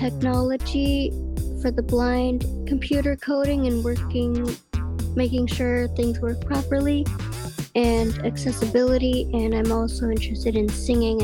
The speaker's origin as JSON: {"language": "English", "town": "San Jose", "region": "California", "country": "United States", "said": "I am from San Jose, California"}